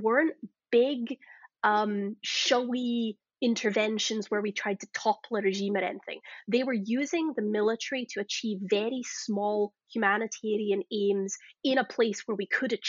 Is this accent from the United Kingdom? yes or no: yes; Glasgow, Scotland, United Kingdom; moved away; if you can't tell from my accent, I'm Scottish originally. I came from Glasgow